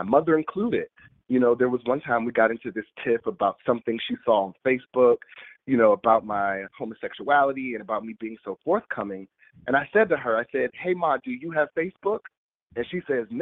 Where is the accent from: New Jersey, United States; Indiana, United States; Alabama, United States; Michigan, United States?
Michigan, United States; Detroit; my growing up in Detroit in this very urban area, this very hard knock life